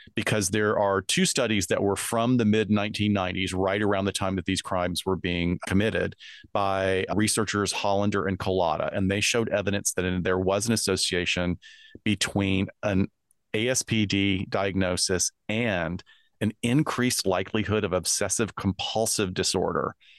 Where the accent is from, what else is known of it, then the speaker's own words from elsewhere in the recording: United States; I'm from the US